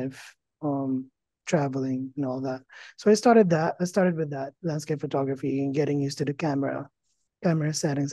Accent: Philippines; moved away as an adult; now in Las Vegas, United States; I grew up in the Philippines, finished college there, and then moved to the States in 2012

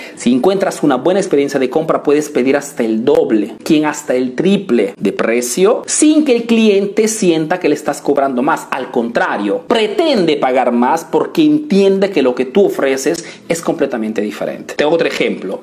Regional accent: Italy; born or raised there; Spanish is a second language

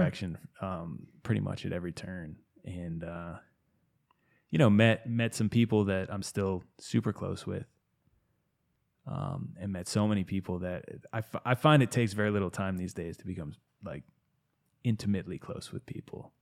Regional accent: outside of Boston, Massachusetts, United States; now in Asheville, United States; I grew up outside of Boston

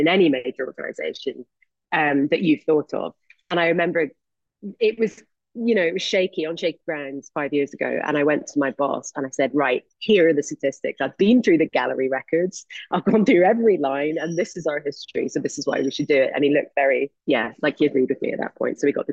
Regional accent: Scotland, United Kingdom; I went to university in Scotland because I'm Scottish

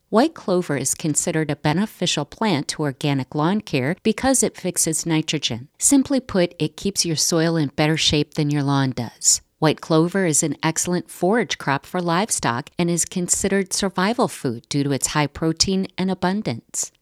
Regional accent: United States; I may be slightly Irish, but I am all American

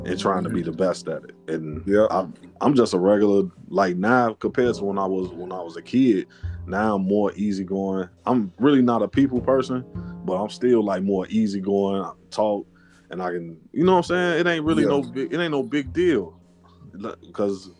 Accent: Inglewood, Missouri, United States; I'm not from Cali. I'm from Inglewood in the city

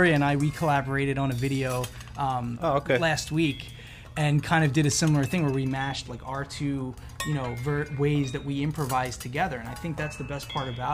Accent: New Jersey, United States; also born or lived in Ithaca / Philadelphia; I actually kind of grew up in like the Philly scene because I was, you know, from South Jersey

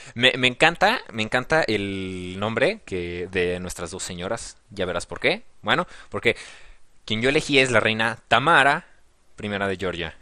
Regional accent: Mexico; Te lo digo como mexicano, te lo digo como el que está del otro lado del charco

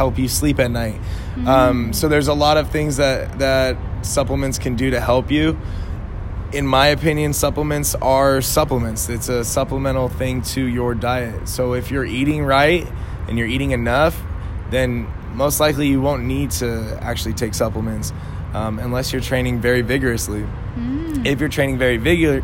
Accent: Los Angeles, California, United States; moved away as an adult; now in San Diego, United States; I grew up

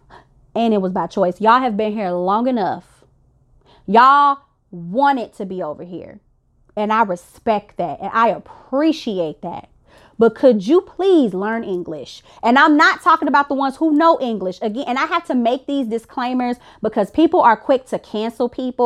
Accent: Illinois, United States; I'm from the South Chicagoland suburbs, and in Chicago, period, we got like Chinatown

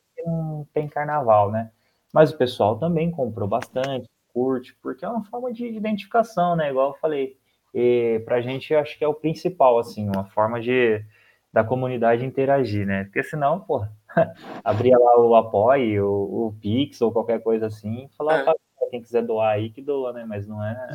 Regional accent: near Presidente Prudente, interior of São Paulo, Brazil; eu sou aqui do interior de São Paulo, perto de Presidente Prudente

